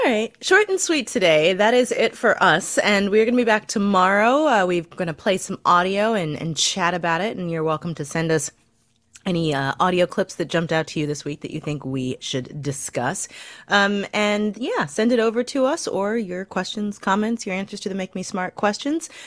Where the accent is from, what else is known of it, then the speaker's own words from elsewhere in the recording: Missouri, United States; my home state of Missouri.